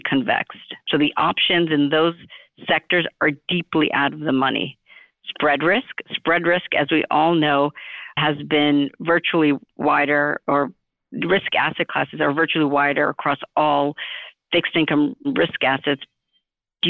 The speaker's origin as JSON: {"language": "English", "town": "New York City", "region": "New York", "country": "United States", "tie": "born or raised there", "said": "I was born in Flushing, Queens, New York City"}